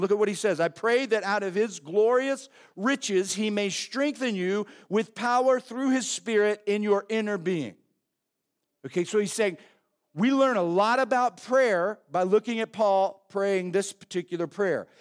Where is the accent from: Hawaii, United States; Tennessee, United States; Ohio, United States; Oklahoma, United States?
Oklahoma, United States; growing up in Oklahoma